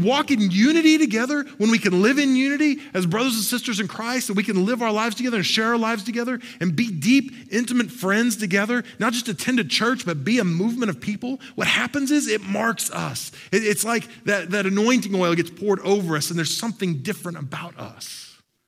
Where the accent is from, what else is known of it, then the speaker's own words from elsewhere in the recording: Oklahoma, United States; moved away as an adult; also born or lived in Texas; I grew up in Oklahoma and spent a lot of time in Texas